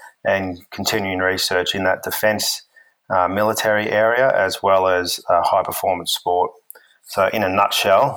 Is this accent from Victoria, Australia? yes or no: no; Brisbane, Queensland, Australia; moved away as an adult; also born or lived in United States / Western Australia; I'm originally from Brisbane in Queensland, Australia